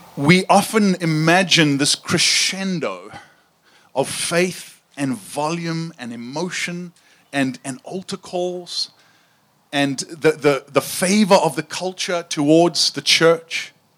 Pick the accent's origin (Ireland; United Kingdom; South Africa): South Africa; I grew up in South Africa, and uh, my accent is not quite as cool as Sam's